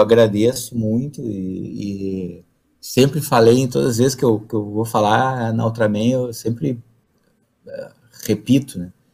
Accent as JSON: {"language": "Portuguese", "area": "the South", "region": "southern Brazil", "country": "Brazil", "said": "moro no Brasil, sou lá do Sul"}